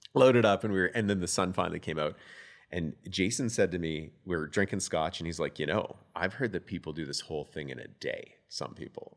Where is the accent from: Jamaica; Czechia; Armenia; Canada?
Canada; Calgary, Alberta; I'm a born and raised Calgarian